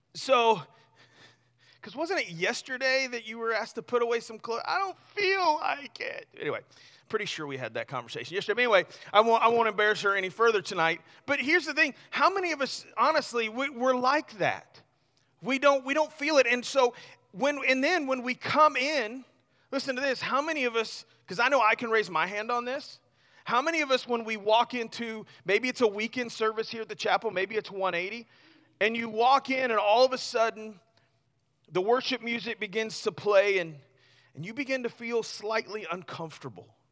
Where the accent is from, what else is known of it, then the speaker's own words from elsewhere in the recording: Missouri, United States; I grew up in Missouri, right? So I'm kinda, you know, half redneck